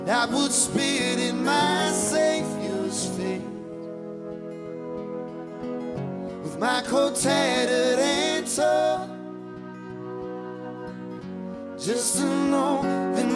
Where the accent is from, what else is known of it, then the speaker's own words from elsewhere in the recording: Appleton, Wisconsin, United States; I'm from Wisconsin